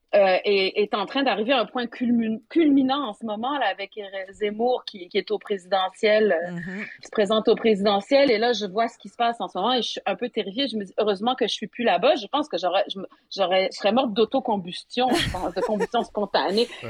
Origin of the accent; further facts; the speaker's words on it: Montreal, Quebec, Canada; also born or lived in Saguenay, Quebec / France; on est venu à Montréal quand j'avais en 1976, donc quand j'avais 4 ans. Donc à Montréal